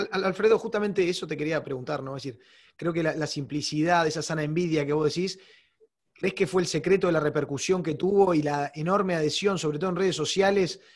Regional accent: Uruguay; como uruguayo

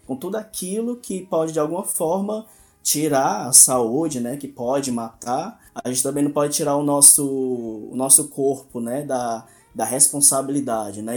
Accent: Ceará, Brazil; moved away; also born or lived in Amazonas; sou do Ceará, estudando lá na UFAM

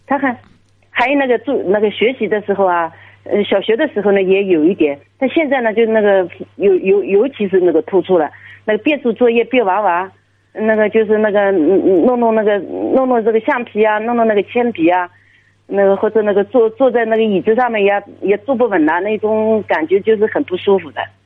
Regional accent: Jiangsu, China; 我是江苏的

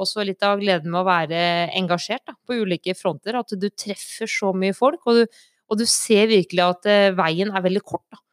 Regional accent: Stange, Innlandet, Norway; now in Ringsaker, Norway; Jeg er eh, fra Stange. Bor i Ringsaker

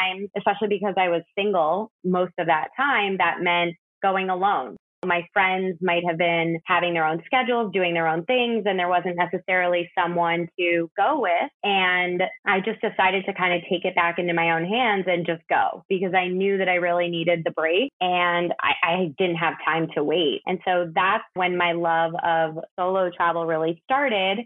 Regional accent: outside Chicago, Illinois, United States; moved away as an adult; now in New York City, United States; I grew up outside Chicago. I've lived in New York City for 12 years now.

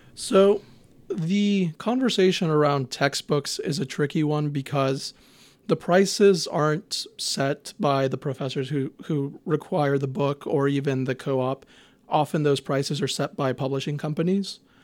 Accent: Houston, Texas, United States; I'm from Houston. I will always rep H-Town

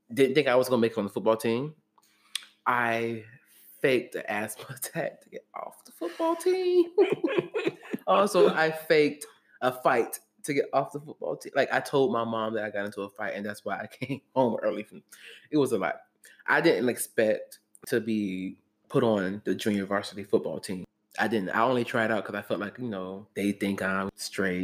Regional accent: Jacksonville, Florida, United States; Growing up in Jacksonville

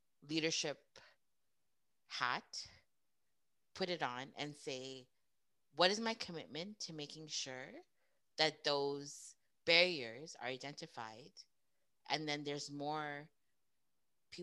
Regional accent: Edmonton, Alberta, Canada; I was born and raised in Edmonton.

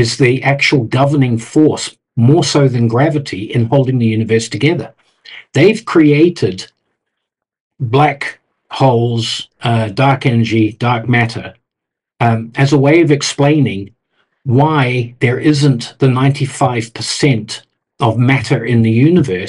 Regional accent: New Zealand; moved away; I'm from New Zealand originally

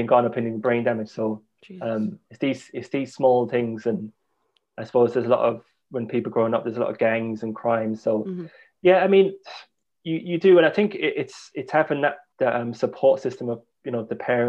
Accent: London, United Kingdom; moved away as an adult; now in Ireland; central London, I grew up in the Marquess Estate, which was a council estate in London

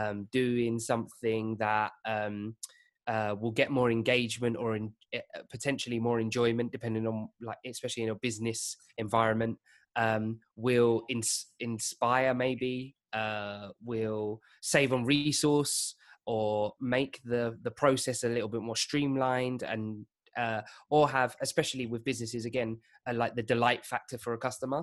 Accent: Essex, outskirts of East London, East of England, United Kingdom; I grew up in East London. Well, um, on the outskirts, so Essex.

